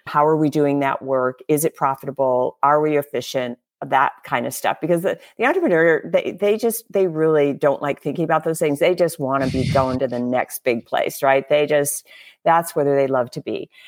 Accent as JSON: {"language": "English", "town": "Harlan", "region": "Iowa", "country": "United States", "tie": "born or raised there", "also_born_or_lived": "Minnesota", "said": "About first half of my life, I lived in Minnesota. and the second half in Iowa, very, very much surrounded by farmers and, uh, farming businesses, uh, especially in the small town that I was in, uh, in southwest Iowa, which was called Harlan, Iowa"}